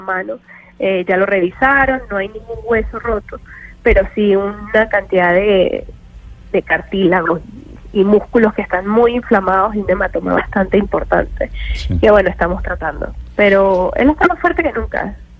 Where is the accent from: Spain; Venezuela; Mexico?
Venezuela